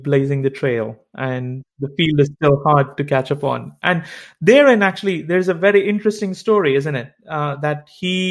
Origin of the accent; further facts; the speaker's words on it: India; I come from India